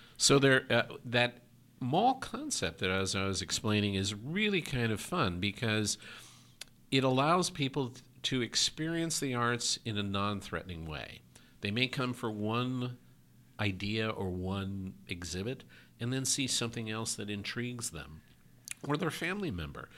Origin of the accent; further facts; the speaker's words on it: New York, United States; now in Oregon, United States; I'm from New York originally